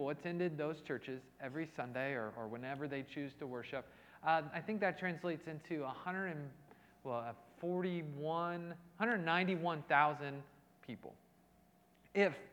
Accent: Indianapolis, Indiana, United States; now in Cleveland, United States; I'm actually from Indianapolis originally. Kind of born and raised in Indianapolis, Indiana, but I hail from Cleveland at this time.

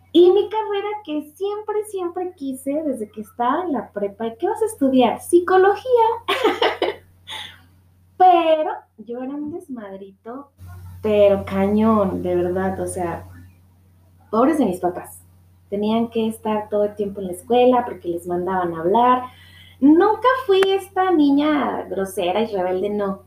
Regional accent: Guadalajara, Jalisco, Mexico; soy de Guadalajara

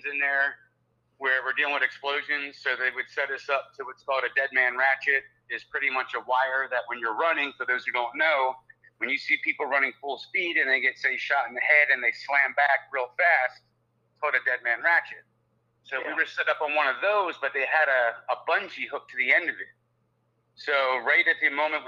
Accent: New Jersey, United States; moved away as an adult; also born or lived in Fort Lauderdale, Florida; now in Orlando, United States; growing up in South Jersey

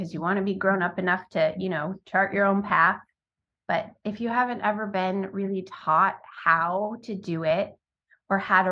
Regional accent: Sacramento, California, United States; moved away; also born or lived in Baudette, Minnesota / Phoenix, Arizona; when I was about 9, we moved to the Sacramento area of California

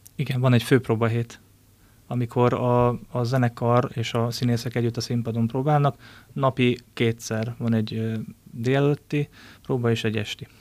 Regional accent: Ács, Komárom-Esztergom, Hungary; also born or lived in Dresden; én Ácsról származom

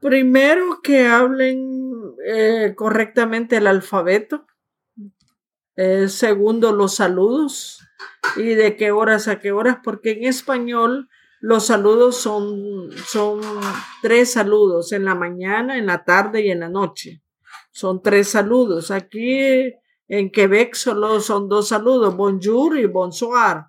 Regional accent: San Salvador, El Salvador; now in Canada; Yo nací en, el, en San Salvador, eh, capital de El Salvador, Centroamérica.

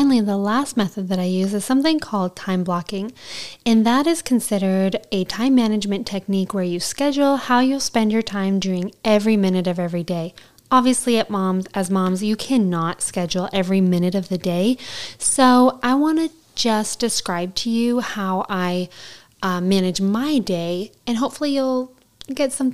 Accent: Southern Alberta, Canada; I'm from Southern Alberta, where this show was filmed, and it just felt like home

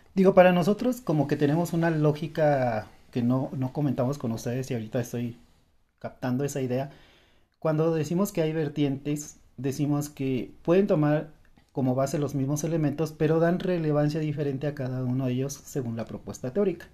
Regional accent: Mexico; a muchos mexicanos nos llegaron a decir

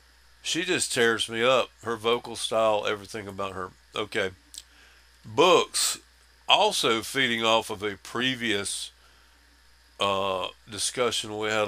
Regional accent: South Carolina, United States; I'm from South Carolina.

